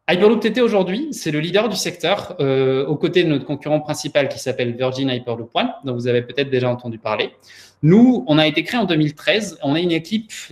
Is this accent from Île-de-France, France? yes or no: yes; Paris, Île-de-France, France; also born or lived in Prague, Czechia / Santiago, Chile; je suis né à Prague, euh, d'une mère pianiste et d'un activiste politique. J'ai passé mon enfance au Chili, euh, à Santiago, avant d'arriver à Paris, où j'ai grandi.